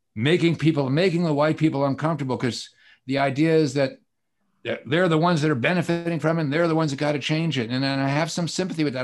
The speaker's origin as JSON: {"language": "English", "town": "Atlanta", "region": "Georgia", "country": "United States", "tie": "born or raised there", "also_born_or_lived": "Brooklyn, New York", "said": "I'm from Atlanta, even though I'm Jewish and born in Brooklyn"}